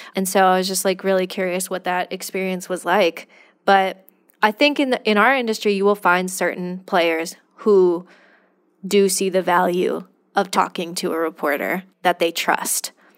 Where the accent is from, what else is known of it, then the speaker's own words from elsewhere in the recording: California, United States; I'm from California